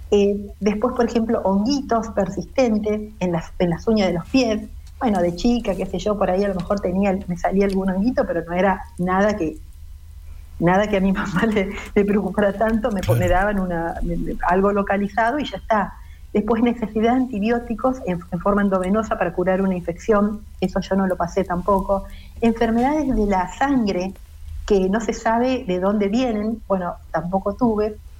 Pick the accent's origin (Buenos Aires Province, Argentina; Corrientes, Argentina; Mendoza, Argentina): Corrientes, Argentina; Monte Caseros; also born or lived in Rosario; now in Buenos Aires, Argentina; Yo soy correntina de Montecasero.